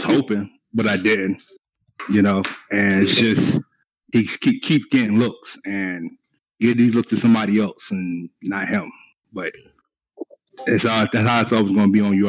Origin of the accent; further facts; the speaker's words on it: Raleigh, North Carolina, United States; No, I'm not from Atlanta. No, I'm not. I'm from Raleigh, North Carolina. Oh, but God, I've been all over and everything.